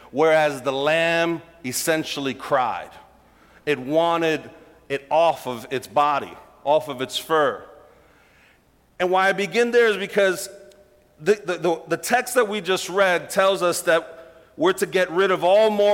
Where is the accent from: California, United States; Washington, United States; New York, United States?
New York, United States; New York City; I grew up in Brooklyn